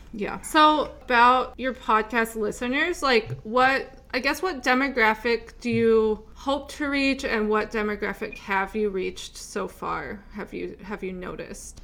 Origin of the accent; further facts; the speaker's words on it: Upper Midwest, United States; moved away; also born or lived in Texas; I grew up in the Midwest, the Upper Midwest